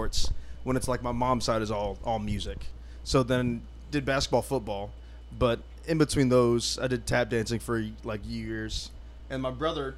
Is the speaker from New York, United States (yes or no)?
no; Indianapolis, Indiana, United States; now in Jacksonville, United States; I was born in Indiana